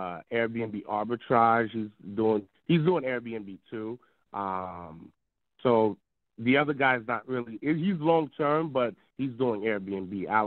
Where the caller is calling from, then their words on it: New Jersey, United States; I'm calling from New Jersey.